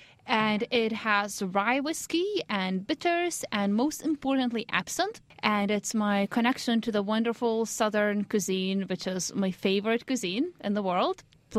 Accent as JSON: {"language": "English", "country": "Lithuania", "tie": "born or raised there", "lives_now": "United States", "said": "Basically, in Lithuania, I knew I wanted to do some sort of medicine or science."}